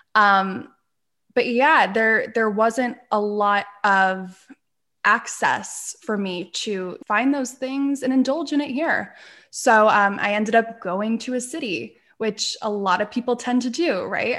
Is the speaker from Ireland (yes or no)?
no; Pennsylvania, United States; moved away as an adult; also born or lived in Manhattan, New York; the area that I grew up in here in Pennsylvania